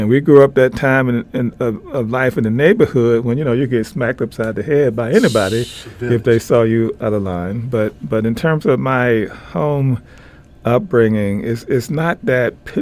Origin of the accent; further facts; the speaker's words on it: Memphis, Tennessee, United States; growing up in Memphis, Tennessee